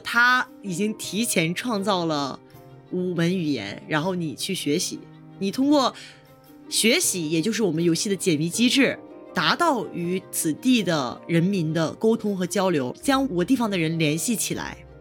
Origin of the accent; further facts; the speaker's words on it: China; 比如我们中国人说英语的时候，有的时候的发音